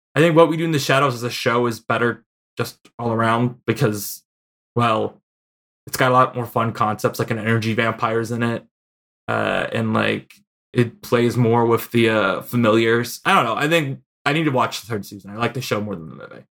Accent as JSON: {"language": "English", "town": "Chicago", "region": "Illinois", "country": "United States", "accent": "Chicago"}